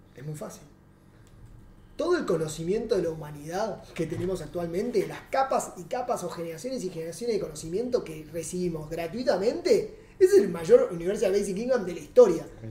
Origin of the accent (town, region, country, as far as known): Argentina; moved away as an adult; now in Uruguay